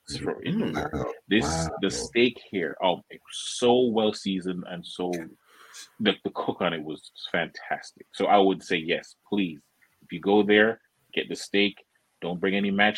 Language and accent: English; Jamaica; moved away; I was born in Jamaica, and my family cooks Jamaican food all the time